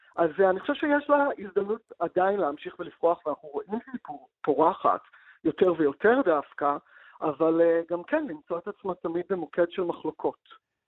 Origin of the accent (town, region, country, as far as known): Israel